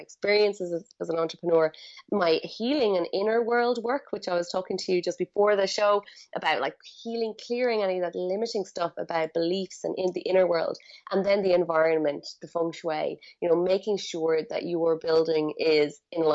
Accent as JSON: {"language": "English", "town": "Galway", "region": "Connacht", "country": "Ireland", "also_born_or_lived": "India", "moved": "as an adult", "lives_now": "Bali, Indonesia", "said": "I am from Galway, in the west of Ireland"}